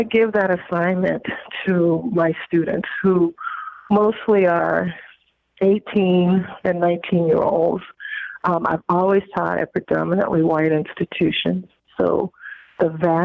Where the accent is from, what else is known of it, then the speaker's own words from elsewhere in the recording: Virginia, United States; I was born in 1971 in Virginia